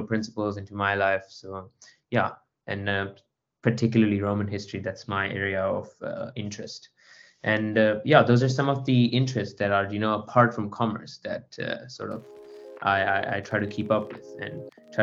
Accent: Botswana; moved away as an adult; also born or lived in India; now in Cape Town, South Africa; I'm originally from India and lived in Botswana for the longest part of my life

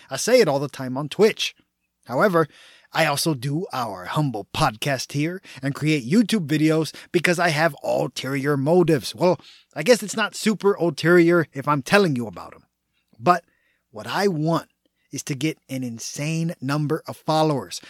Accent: Texas, United States; I was born and raised in the Lone Star State, meaning I'm a proud Texan

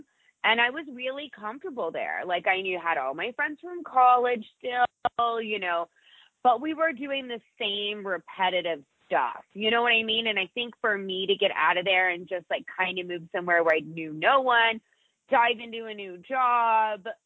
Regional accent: Coronado, California, United States; moved away as an adult; also born or lived in San Diego / Indiana; now in Las Vegas, United States; I was born in San Diego, and I grew up in Coronado

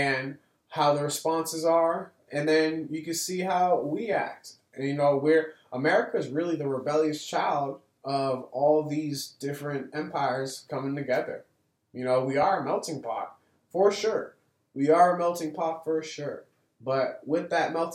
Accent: Boston, Massachusetts, United States; here in my hometown, in the place that I was raised

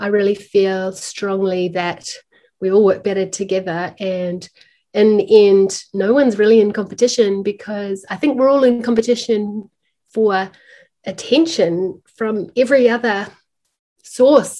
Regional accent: Auckland, New Zealand; my hometown here in Auckland

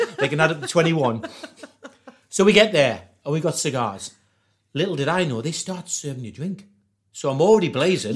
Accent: Newcastle upon Tyne, North East England, United Kingdom; I can't really do the American accent because I'm from Newcastle

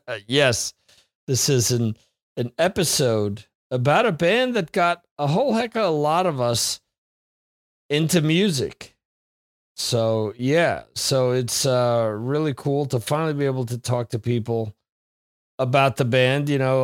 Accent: Northeast, United States; I'm from the Northeast, man. It gets colder there, gets hotter there.

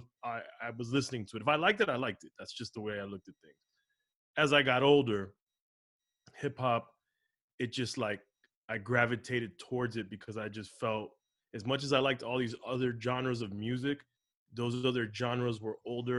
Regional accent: Miami, Florida, United States; also born or lived in Los Angeles; I was raised in Miami.

